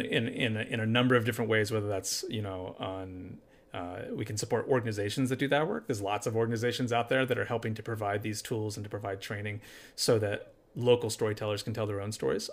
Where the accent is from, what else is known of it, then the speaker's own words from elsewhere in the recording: Appalachia, United States; now in Charlottesville, United States; I'm from Appalachia, it's where I grew up.